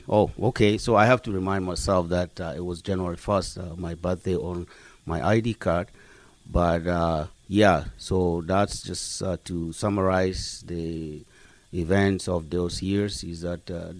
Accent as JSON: {"language": "English", "country": "South Sudan", "tie": "born or raised there", "also_born_or_lived": "Gulu, Uganda", "moved": "as an adult", "lives_now": "Canada", "said": "I was born in Uganda, a city in northern Uganda called Gulu. My parents left South Sudan in, I believe, between 1960, probably late"}